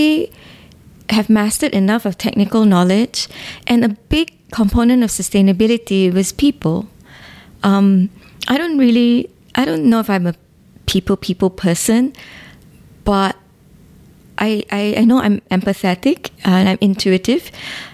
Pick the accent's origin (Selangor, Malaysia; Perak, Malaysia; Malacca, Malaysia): Perak, Malaysia; Ipoh; Growing up in Ipoh